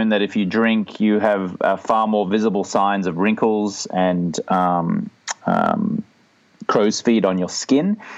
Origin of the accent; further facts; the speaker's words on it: Australia; moved away as an adult; now in Venice Beach, United States; I'm from Australia, but I live in Venice Beach, California.